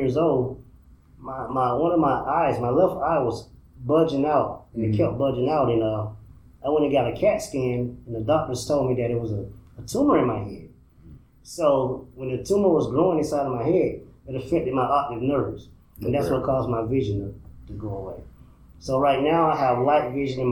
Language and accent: English; Lakeland, Florida, United States; moved away as an adult; now in Indiana, United States; I'm from Florida